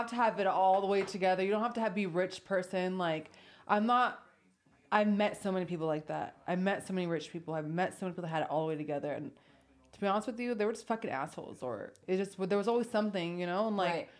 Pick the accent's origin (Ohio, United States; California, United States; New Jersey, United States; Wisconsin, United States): California, United States; accent: Valley Girl; moved away as an adult; also born or lived in Florida / New York; now in Las Vegas, United States; I was from California. I mean, I grew up there